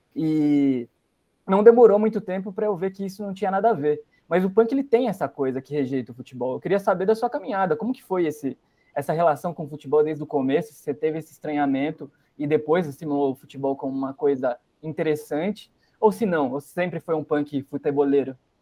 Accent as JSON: {"language": "Portuguese", "town": "Piracicaba", "region": "São Paulo", "country": "Brazil", "tie": "born or raised there", "also_born_or_lived": "Curitiba, Paraná", "said": "Quando eu me mudo para Piracicaba, nasci em Curitiba, me mudo para Piracicaba, interior de São Paulo"}